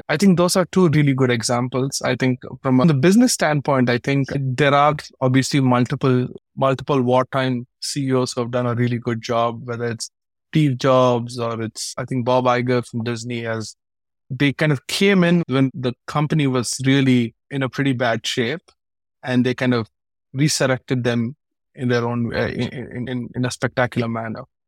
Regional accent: India; moved away as an adult; also born or lived in United States; I'm born and raised in India

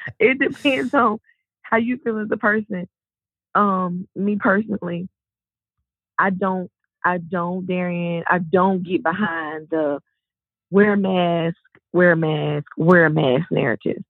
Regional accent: the South, United States; I'm from the South.

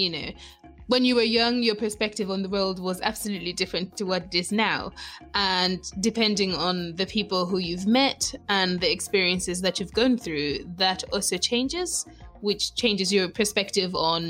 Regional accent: Malawi; I'm Malawian.

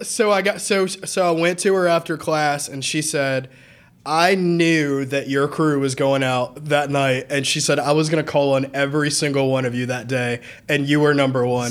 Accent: Lilburn, Georgia, United States; also born or lived in Atlanta, Georgia / Nashville, Tennessee / Athens, Georgia; I grew up in Lilburn, you know, I was born in Atlanta

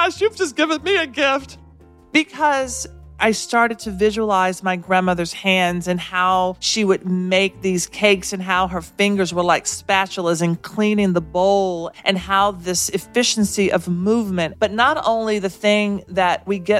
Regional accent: the South, United States; now in New York City, United States; as a Southerner in New York City

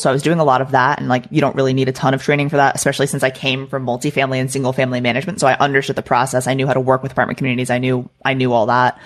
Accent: Maryland, United States; moved away as an adult; also born or lived in Florida; now in Texas, United States; I am not a Florida native. Um, I grew up in Maryland, so I lived there for the first, you know, portion of my life through high school.

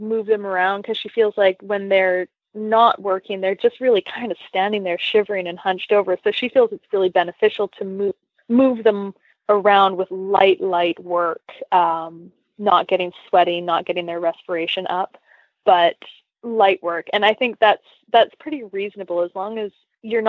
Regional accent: Canada; moved away; I grew up in Canada

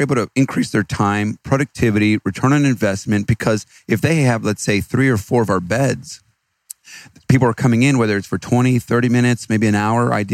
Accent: Austin, Texas, United States; I'm from Austin, Texas

